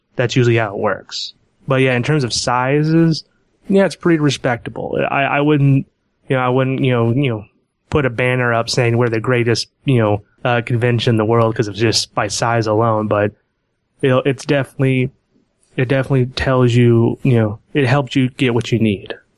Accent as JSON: {"language": "English", "town": "Portland", "region": "Oregon", "country": "United States", "said": "I am from Portland, Oregon"}